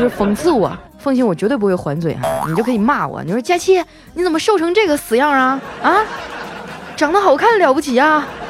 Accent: Harbin, Heilongjiang, China; moved away; 我的老家哈尔滨

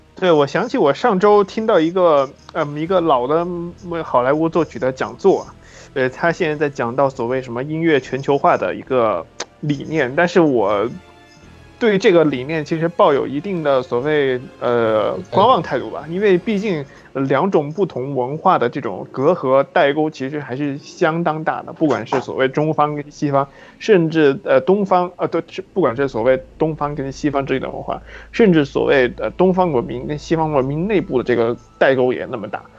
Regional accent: China; 我们中国人

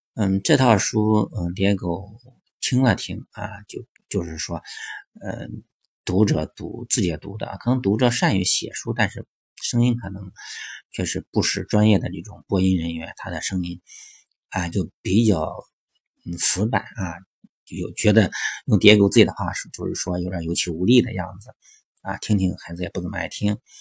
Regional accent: China; 那我对应到我们中国的话

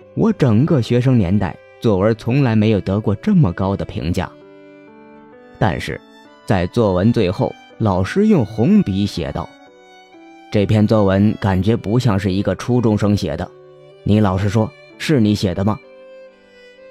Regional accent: the South, southern China, China; 我从小生活在南方

